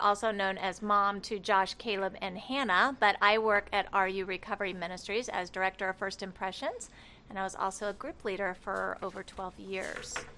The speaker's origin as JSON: {"language": "English", "town": "Cloverdale", "region": "Indiana", "country": "United States", "tie": "born or raised there", "also_born_or_lived": "Barkersville", "moved": "as an adult", "lives_now": "Rockford, United States", "said": "I was born in Indianapolis, and I grew up in a little town called Cloverdale, not too far from here"}